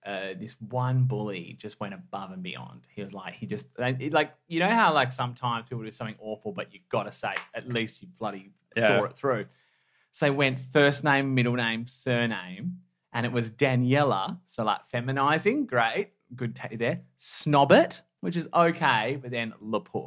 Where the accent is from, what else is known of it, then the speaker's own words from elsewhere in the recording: Perth, Western Australia, Australia; now in Sydney, Australia; I grew up in Perth.